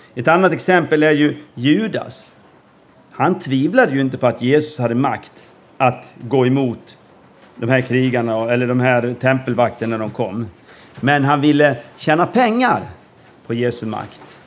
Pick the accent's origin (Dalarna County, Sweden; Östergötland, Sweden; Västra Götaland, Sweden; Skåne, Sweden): Dalarna County, Sweden; Gagnef; moved away as an adult; also born or lived in Norway / Peru / Gothenburg; now in Åhus, Sweden; uppvuxen i Gagnef